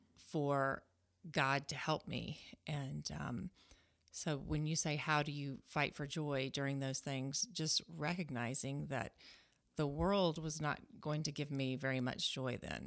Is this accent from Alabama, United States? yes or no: yes; Alabama, United States; moved away as an adult; now in Fremont, Nebraska, United States; I am a Southerner. I grew up in Alabama